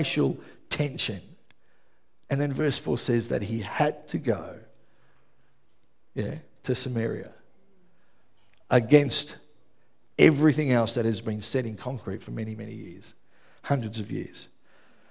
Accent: Melbourne, Victoria, Australia; I grew up in Melbourne. I grew up in West Footscray.

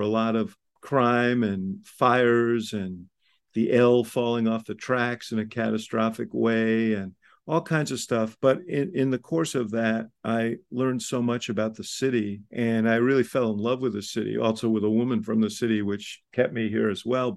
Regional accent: New York City, New York, United States; now in Chicago, United States; I grew up in Stuyvesant Town

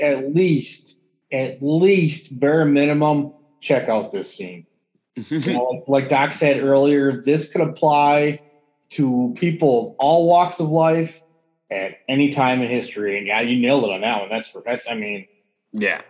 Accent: Slinger, Wisconsin, United States; I grew up in Slinger. I mean, half the people I went to high school with never left Slinger.

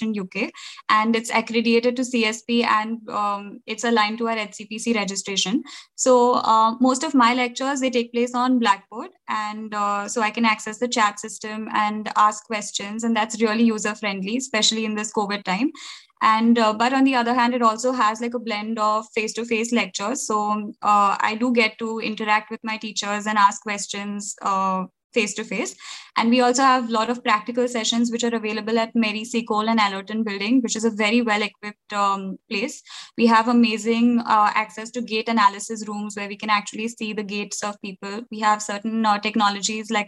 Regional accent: India; moved away as an adult; now in Salford, United Kingdom; as Indian students over here

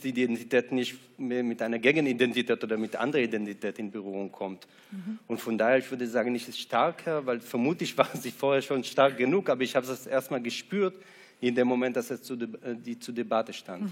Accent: Israel; also born or lived in Ramat Gan, Israel; now in Frankfurt, Germany; Ich war drei Nächte in Ramatkan im Krankenhaus, aber sonst war ich, äh, in Kibbutz, äh, bin ich in Kibbutz aufgewachsen

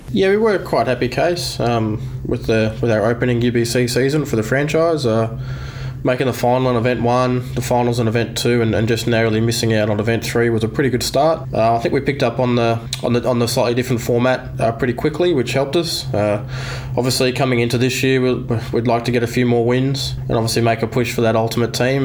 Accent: Queensland, Australia; moved away as an adult; also born or lived in New South Wales; now in Sydney, Australia; Queenslander at heart, case born and bred. Uh, I've been converted though. I'm a, I'm a New South Welshman now.

